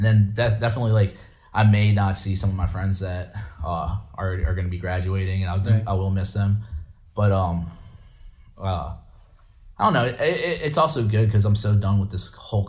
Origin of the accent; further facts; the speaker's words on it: Chambersburg, Pennsylvania, United States; also born or lived in Shippensburg; I'm only from Chambersburg. I'm only gonna be living there to get off my feet